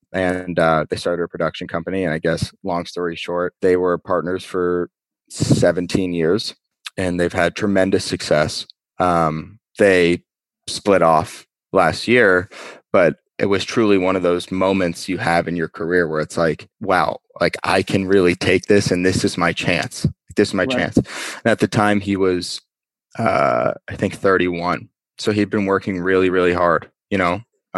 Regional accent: Las Vegas, Nevada, United States; born there; I was born in Vegas, which people are always like, what? You were born in Vegas?

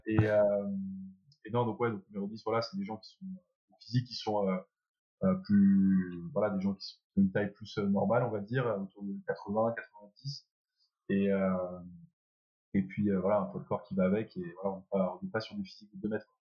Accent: Belgium; moved away as an adult; also born or lived in France / England; je suis français. Je suis arrivé en Belgique à l'âge de 3 ans

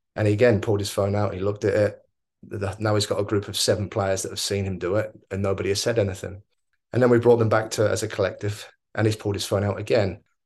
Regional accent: Oxford, South East England, United Kingdom; moved away as an adult; also born or lived in New Zealand / Australia / India; now in Mumbai, India; I grew up in Oxford twenty-nine years

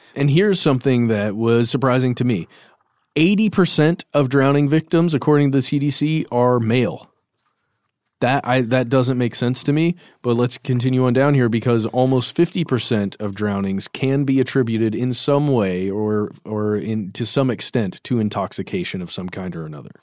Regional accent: Lake Lanier, Georgia, United States; I grew up near Lake Lanier, which is a, a fairly large man-made lake here in Georgia

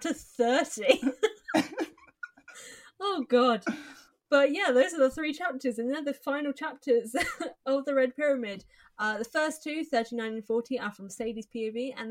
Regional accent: England, United Kingdom; we are English

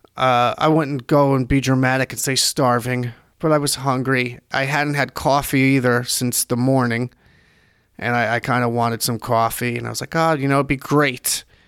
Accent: New Jersey, United States; I'm from New Jersey

